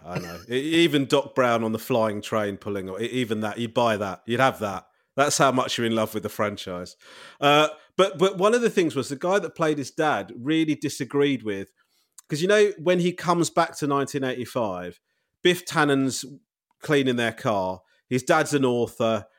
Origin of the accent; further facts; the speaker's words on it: Crawley, South East England, United Kingdom; I was brought up in Crawley